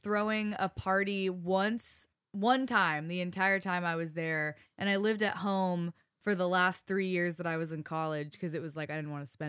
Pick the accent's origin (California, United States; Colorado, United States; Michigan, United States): Colorado, United States; Boulder; I grew up in Boulder